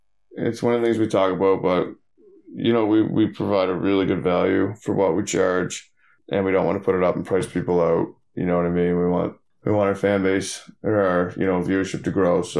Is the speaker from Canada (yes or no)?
yes; Newfoundland and Labrador, Canada; moved away; I'm from Newfoundland